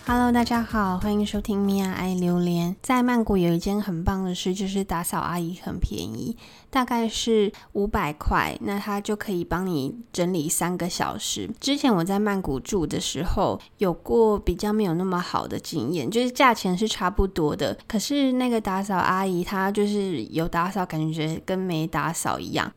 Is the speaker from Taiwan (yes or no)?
yes; Keelung, Taiwan; moved away as an adult; now in Bangkok, Thailand; 我小时候是住在基隆和平岛，跟我的阿嬷一起住